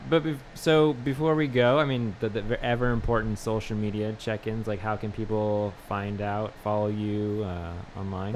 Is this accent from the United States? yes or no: yes; the Northwest, Pacific Northwest, United States; now in New Orleans, United States; I'm from the Northwest